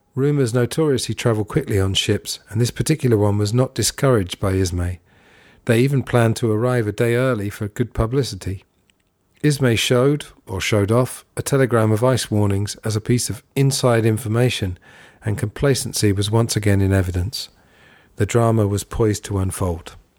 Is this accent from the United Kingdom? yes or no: yes; England, United Kingdom; when I was growing up in England